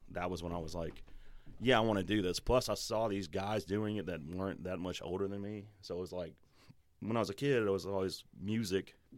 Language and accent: English; Denham Springs, Louisiana, United States; Louisiana. Born and bred. I was actually born in Denham.